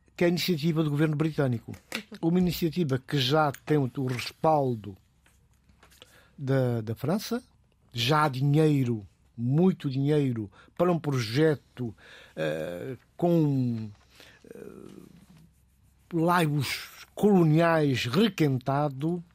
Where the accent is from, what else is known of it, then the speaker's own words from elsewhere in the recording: Guinea-Bissau; eu sou guineense, mas sou cidadão do mundo